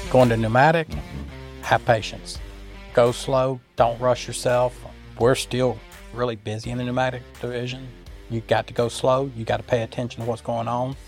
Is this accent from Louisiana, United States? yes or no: yes; Sulphur, Louisiana, United States; I'm from Sulphur, Louisiana